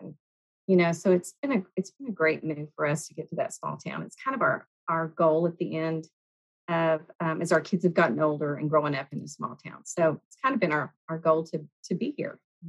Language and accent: English; Fort Stockton, Texas, United States; also born or lived in Cypress, Texas; now in Kerrville, United States; growing up in Fort Stockton